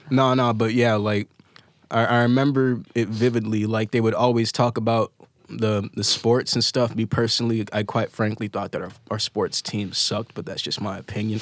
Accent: Chicago South Suburbs, Illinois, United States; I'm born in Chicago, like, raised in the South Suburbs

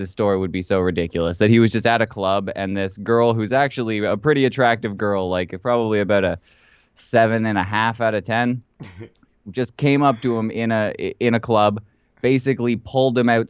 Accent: Canada; We just like to punch each other in the face because we're Canadian

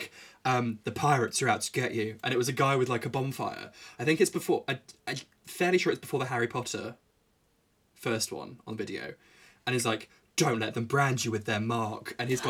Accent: Yorkshire and the Humber, United Kingdom; born there; I was born in Yorkshire.

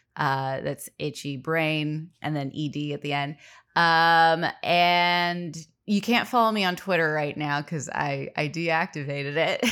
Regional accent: Los Angeles, California, United States; born and raised in Los Angeles

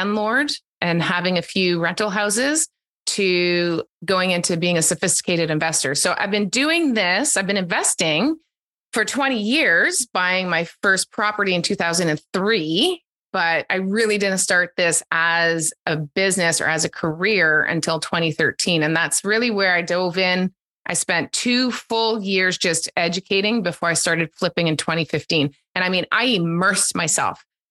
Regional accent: East Coast of Canada, the Maritimes, Canada; moved away as an adult; also born or lived in Calgary; now in Ontario, Canada; I grew up on the East Coast of Canada and the Maritimes

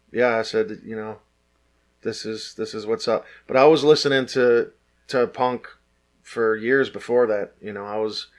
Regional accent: Detroit, Michigan, United States; But I grew up in Detroit. I grew up at Six Mile

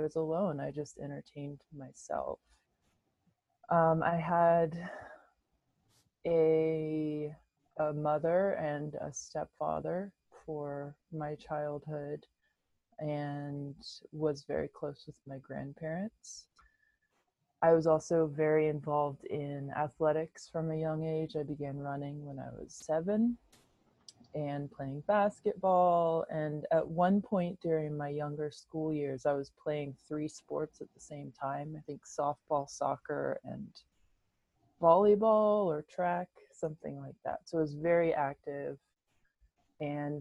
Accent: Oriental, North Carolina, United States; I grew up in Eastern North Carolina in the United States in a tiny town called Oriental.

